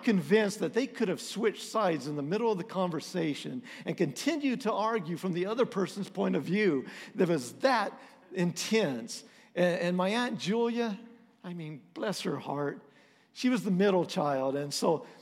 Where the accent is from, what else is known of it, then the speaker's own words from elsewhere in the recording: Texas, United States; We're from Texas.